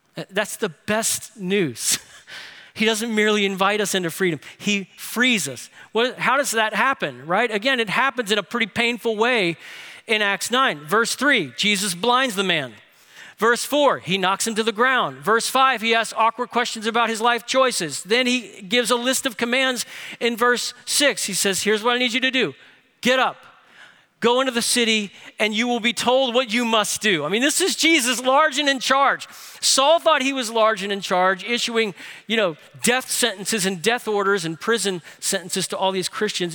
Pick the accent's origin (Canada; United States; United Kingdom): United States; New Orleans, Louisiana; Grace King High School where I went to school in New Orleans